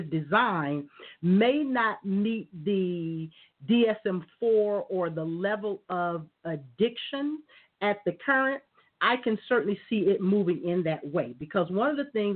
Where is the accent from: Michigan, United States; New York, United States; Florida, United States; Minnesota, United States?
Florida, United States; I grew up in Florida